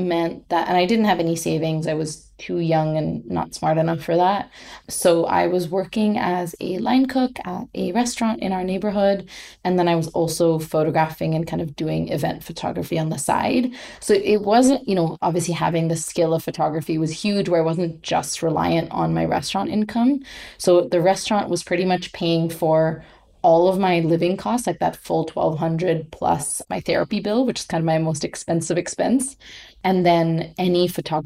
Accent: India; moved away as an adult; also born or lived in Oakland, California / Mumbai; I grew up in India knowing that I was upper class

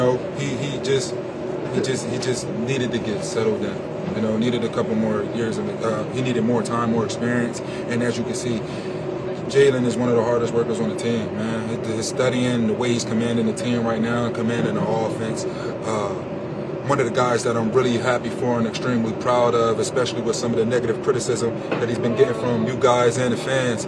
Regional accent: Philadelphia, Pennsylvania, United States; born or raised there

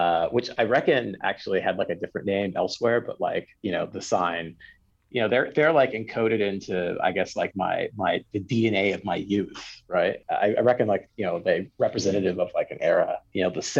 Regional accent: Compton, California, United States; I'm from Compton.

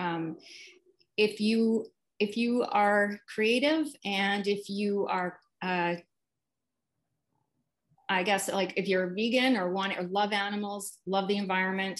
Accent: Regina, Saskatchewan, Canada; now in Vancouver, Canada; I grew up in Regina, Saskatchewan. I'm Canadian, and I currently live in Vancouver, BC.

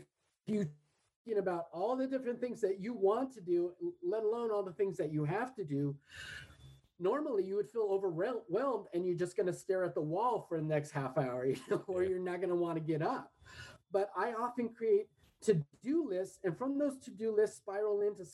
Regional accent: Redondo Beach, California, United States; moved away; In South Bay, LA, where I grew up in Redondo

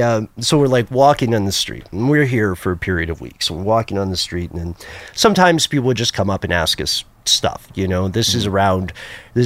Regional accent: southeastern United States, United States; we're from the southeastern United States

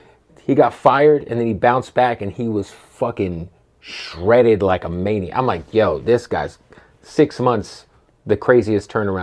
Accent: Phoenix, Arizona, United States; moved away; I'm from Phoenix

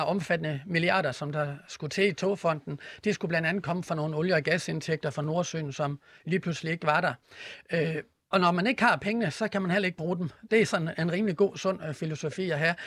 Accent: Horsens, Central Denmark Region, Denmark; på banegården i Horsens, hvor jeg kommer fra

